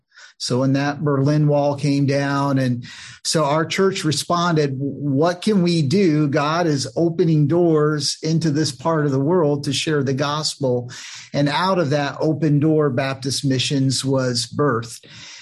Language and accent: English; Papua New Guinea; I had the privilege of growing up in Papua New Guinea, which is just north of Australia. My parents were missionaries